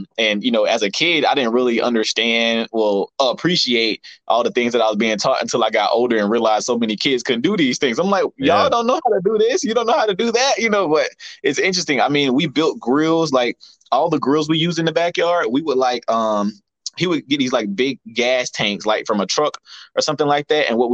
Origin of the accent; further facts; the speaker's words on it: Albany, United States; accent: country; how I was raised and, you know, where I grew up in Albany.